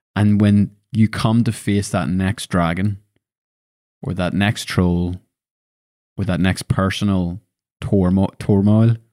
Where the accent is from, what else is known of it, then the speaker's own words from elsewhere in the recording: Lisburn, Northern Ireland, United Kingdom; moved away as an adult; I was born and bred in Lisburn